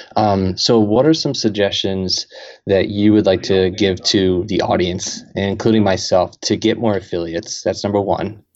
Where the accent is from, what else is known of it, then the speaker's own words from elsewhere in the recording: Camden, New Jersey, United States; I'm from Camden, New Jersey